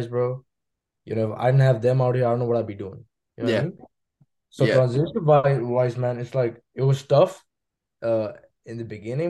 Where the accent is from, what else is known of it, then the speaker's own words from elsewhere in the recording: Mumbai, Maharashtra, India; moved away as an adult; now in Los Angeles, United States; I'm from Mumbai, India